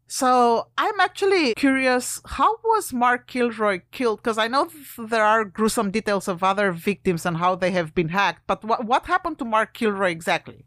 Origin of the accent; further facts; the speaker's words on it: Romania; moved away; I'm from Romania originally